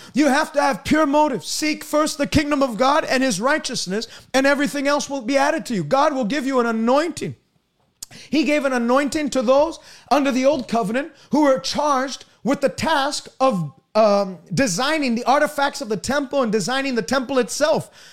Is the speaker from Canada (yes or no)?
yes; Canada; I'm from Canada